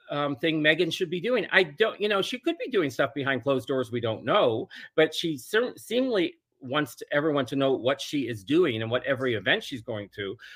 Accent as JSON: {"language": "English", "town": "Toronto", "region": "Ontario", "country": "Canada", "said": "because I'm from Toronto and I have a place still there, probably five blocks from her."}